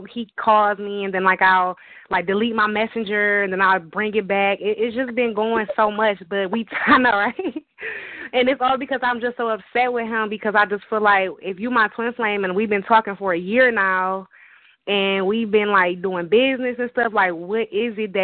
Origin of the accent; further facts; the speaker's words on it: Detroit, Michigan, United States; I'm from Michigan, from Detroit